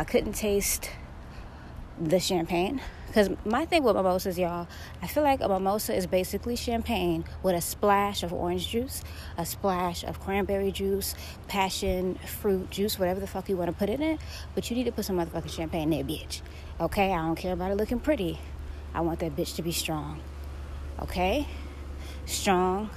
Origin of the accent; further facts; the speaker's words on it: Florida, United States; I'm from Florida. I'm from a very tropical area.